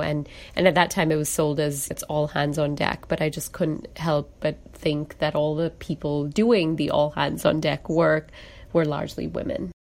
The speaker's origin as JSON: {"language": "English", "country": "Singapore", "tie": "born or raised there", "also_born_or_lived": "United Kingdom / India", "moved": "as an adult", "lives_now": "Seattle, United States", "said": "I was born and brought up in Singapore, and I identify as a Singaporean."}